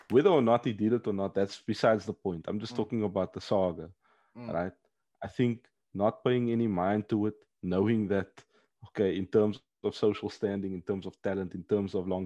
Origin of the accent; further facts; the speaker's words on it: Paris, Île-de-France, France; oh, bro, when I grew up in the Parisian